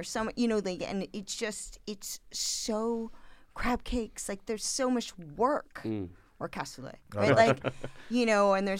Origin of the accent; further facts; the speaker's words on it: United States; so I'm American.